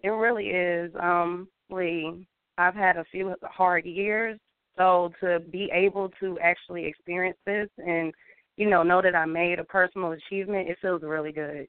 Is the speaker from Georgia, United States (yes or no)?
yes; Atlanta, Georgia, United States; also born or lived in Marietta, Georgia; I pretty much grew up in Atlanta. I was born and raised in Atlanta. I spent a majority of my adolescence in Marietta, Georgia.